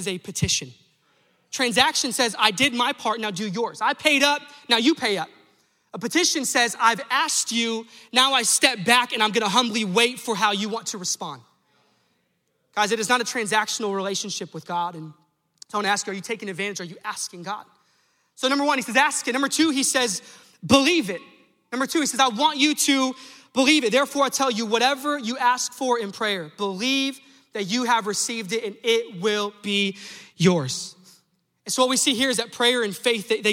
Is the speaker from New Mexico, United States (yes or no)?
yes; New Mexico, United States; I'm from New Mexico